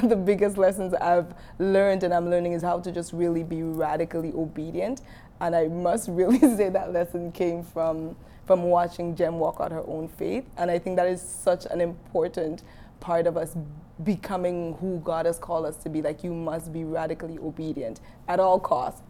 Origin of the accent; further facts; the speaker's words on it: Dominica; I'm from Dominica